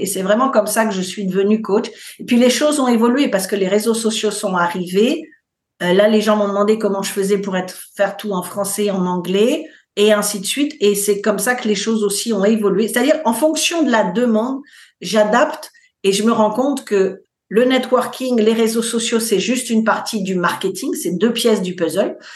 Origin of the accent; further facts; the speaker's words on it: France; moved away as an adult; now in United States; Je suis française, mais je vis aux États-Unis depuis 20 ans